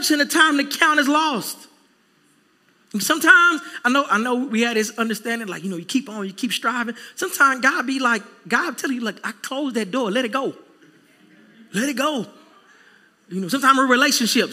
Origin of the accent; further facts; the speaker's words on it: Texas, United States; now in South Florida, United States; I'm a Texan through and through